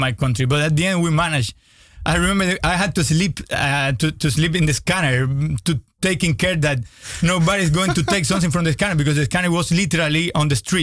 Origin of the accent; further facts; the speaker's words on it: Cuba; English is a second language; also born or lived in Netherlands; I came back to my country and I continued this collaboration between Master University and the Cuban neuroscience scientists for many years